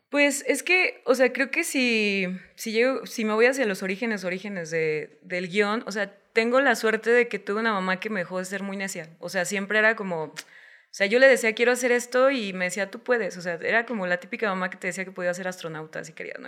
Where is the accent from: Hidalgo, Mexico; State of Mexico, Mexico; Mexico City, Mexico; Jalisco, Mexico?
Jalisco, Mexico; Guadalajara; no existía la posibilidad de especializarme como guionista en Guadalajara